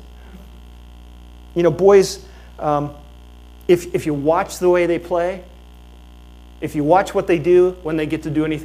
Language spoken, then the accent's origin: English; Fort Lauderdale, Florida, United States; I grew up in Fort Lauderdale.